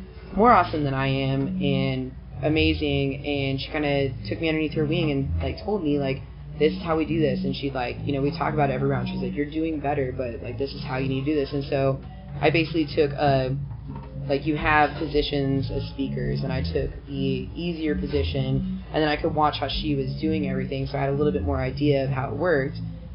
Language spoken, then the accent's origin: English; Kansas City, Missouri, United States; also born or lived in Nashville, Tennessee; I grew up in Kansas City my whole life.